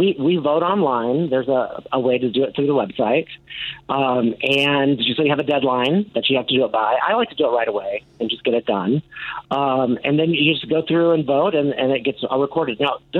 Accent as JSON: {"language": "English", "town": "Chicago", "region": "Illinois", "country": "United States", "said": "I'm from Chicago"}